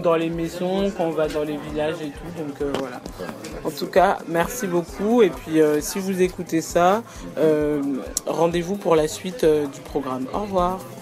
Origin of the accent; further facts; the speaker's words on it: France; J'ai 22 ans, j'ai grandi en France